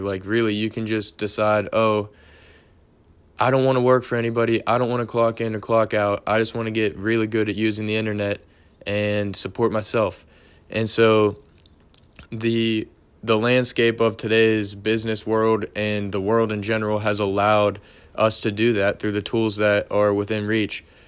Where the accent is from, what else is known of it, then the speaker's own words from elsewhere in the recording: Pittsburgh, Pennsylvania, United States; I'm from Pittsburgh